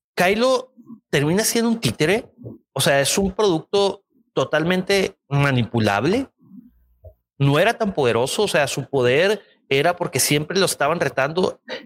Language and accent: Spanish; Culiacán, Sinaloa, Mexico; De Culiacán, compa. Ahí de donde soy yo.